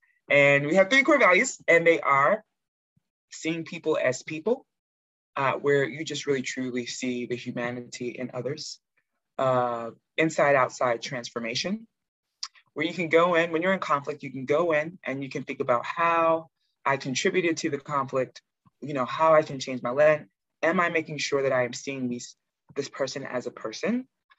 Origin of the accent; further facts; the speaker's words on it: United States; I think it's important to note that I am American, but I'm first generation American. My parents are Nigerian.